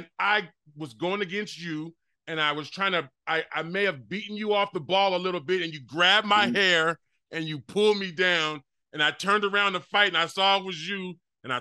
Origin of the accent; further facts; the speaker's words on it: Chicago, Illinois, United States; the shit that I got into in Chicago